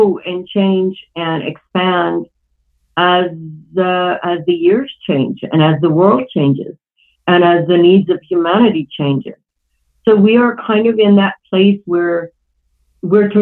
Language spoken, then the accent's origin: English; Iran; moved away; I grew up in Iran